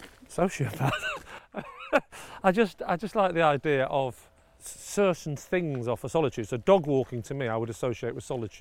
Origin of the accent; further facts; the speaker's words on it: Rochdale, North West England, United Kingdom; also born or lived in Southport; And so we grew up in Rochdale in the Dog and Partridge.